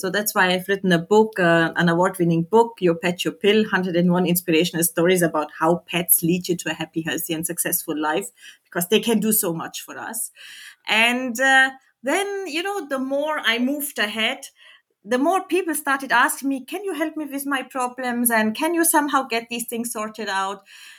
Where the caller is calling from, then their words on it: Abu Dhabi, United Arab Emirates; I join you from Abu Dhabi in the United Arab Emirates. So I'm on the other side of the world, let's say.